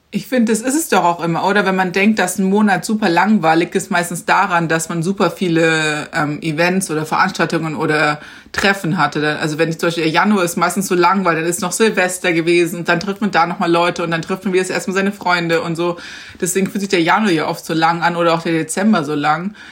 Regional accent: Garmisch-Partenkirchen, Bavaria, Germany; ich komme ja aus Garmisch

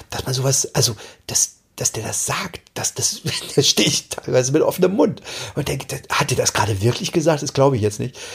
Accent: East Germany, Germany; ich bin, äh, ich komme eigentlich aus dem Osten und dann, ach, merkt man gar nicht.

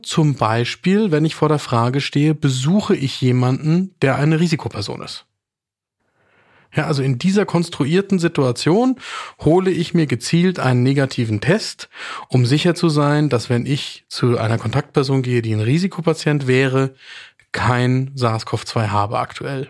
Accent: Bavaria, Germany; hier bei uns in Bayern

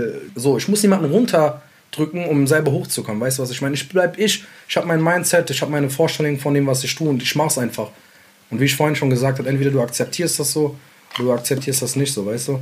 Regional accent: Mainz, Rhineland-Palatinate, Germany; also born or lived in Sulaymaniyah, Iraq; ich bin da hier auf den Straßen groß geworden mit den Jungs, alle alles Ausländer um mich herum.

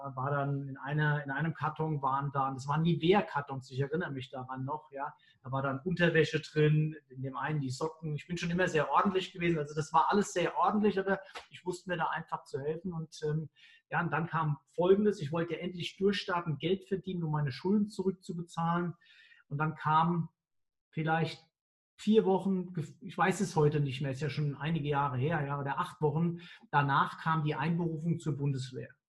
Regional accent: Mainz, Rhineland-Palatinate, Germany; Ich bin ja Mainzer

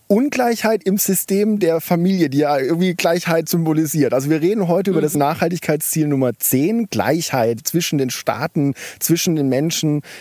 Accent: Bad Mergentheim, Baden-Württemberg, Germany; Äh, Bad Mergentheim heißt das.

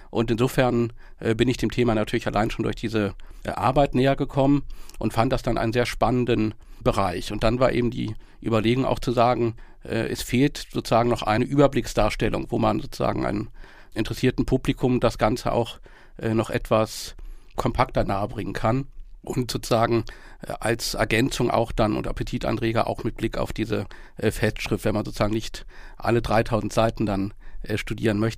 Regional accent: Bonn, North Rhine-Westphalia, Germany; Als, als Bonner hat man natürlich auch bestimmte äh, Heimatgefühle

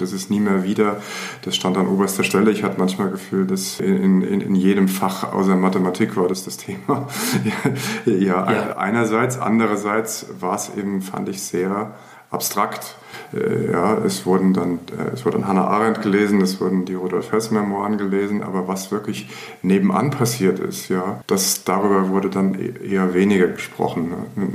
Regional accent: Frankfurt, Hesse, Germany; Ich bin nicht im Ostend groß geworden. Nee, meine Eltern sind dann, als ich zur Welt gekommen sind, aus, an den Stadtrand in eine der typischen Frankfurter Siedlungen gezogen

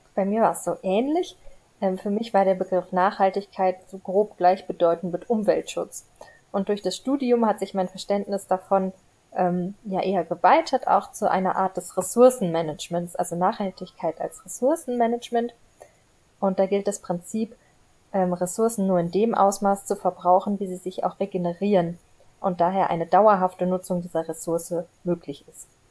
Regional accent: Frankfurt, Hesse, Germany; ich komme aus Frankfurt

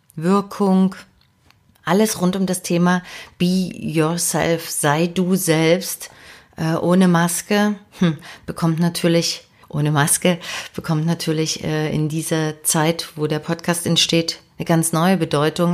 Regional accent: Dresden, Saxony, Germany; moved away as an adult; also born or lived in Leipzig; now in Hamburg, Germany; habe also meine Kindheit und meine Jugend in Dresden verbracht

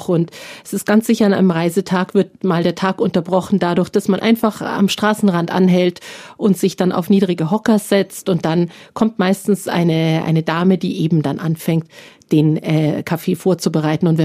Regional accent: Northern Germany, Germany; Als Norddeutsche frage ich mich da allerdings, wie das geht, weil Grünkohl darf doch erst nach dem ersten Frost geerntet werden.

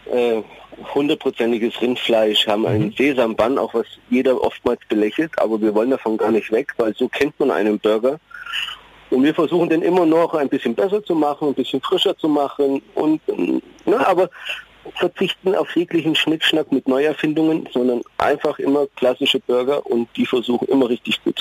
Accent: Bad Neustadt an der Saale, Bavaria, Germany; Ich, ich bin ein Unterfranke.

